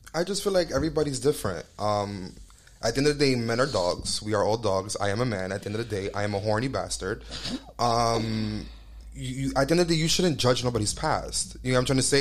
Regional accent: New York, United States; We're from New York, and um, like we're raised like that.

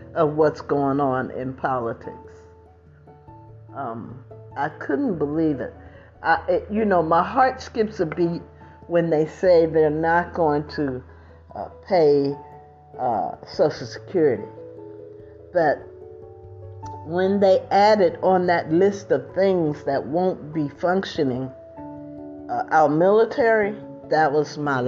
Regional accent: United States; now in California, United States; the country that I grew up

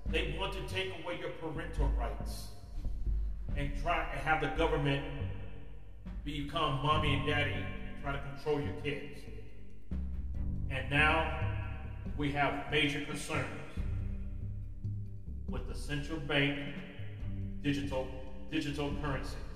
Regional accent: United States; as an American citizen

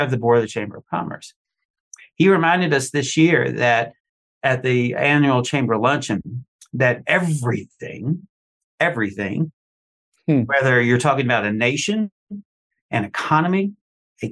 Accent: Eastern Kentucky, United States; growing up in Eastern Kentucky

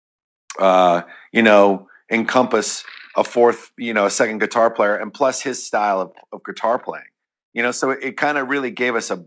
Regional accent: Bay Area, California, United States; growing up in the Bay Area and being around the whole thrash scene

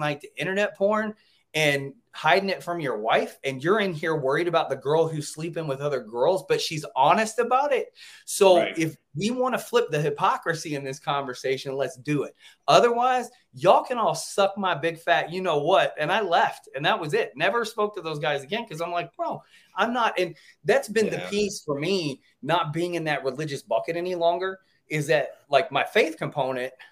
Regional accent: Deep South, United States; I grew up definitely in the Deep South Republican.

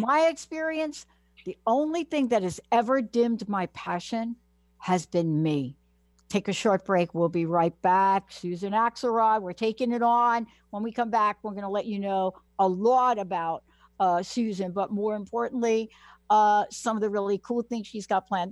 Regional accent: New York City, New York, United States; I am a girl from the Bronx, New York.

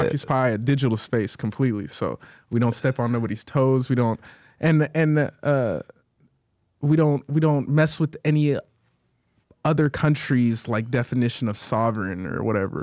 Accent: Atlanta, Georgia, United States; I'm from Atlanta, Atlanta, Georgia, for sure. four oh four

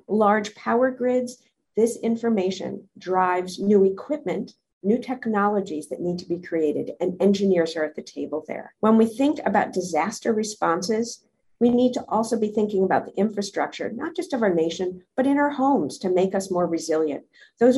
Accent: Minnesota, United States; moved away; also born or lived in the Northeast / the Deep South; I grew up in Minnesota in a small town.

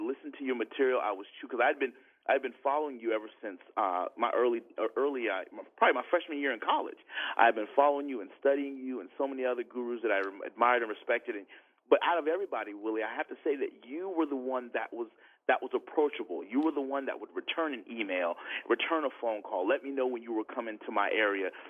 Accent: Tampa, Florida, United States; I'm born and raised in Tampa, Florida.

